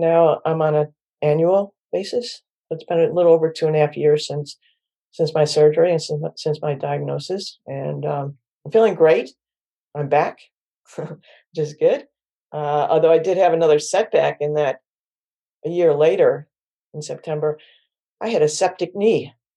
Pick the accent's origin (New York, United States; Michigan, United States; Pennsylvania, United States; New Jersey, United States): New York, United States; Syracuse; now in Washington, D.C. area, United States; I'm from Syracuse, New York, and I'm one of eleven kids